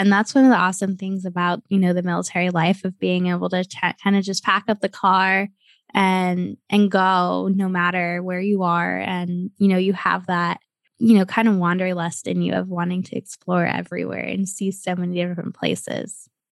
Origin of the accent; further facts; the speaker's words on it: United States; moved away; also born or lived in Cleveland / San Antonio; I grew up in Cleveland and San Antonio